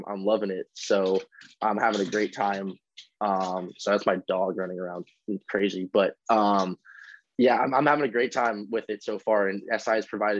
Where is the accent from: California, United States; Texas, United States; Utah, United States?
California, United States; Los Angeles; moved away as an adult; also born or lived in Spokane, Washington; I grew up in Los Angeles, California, where I'm currently at now because Gonzaga is on spring break